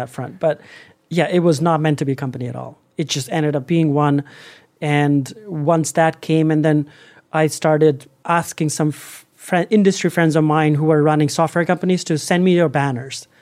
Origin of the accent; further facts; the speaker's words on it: India; moved away as an adult; also born or lived in Los Angeles, United States; now in United States; as a Indian guy into America